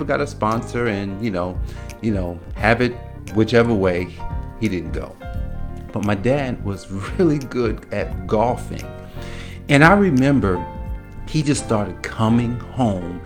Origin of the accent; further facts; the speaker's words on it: Newark, New Jersey, United States; moved away; growing up in Newark, New Jersey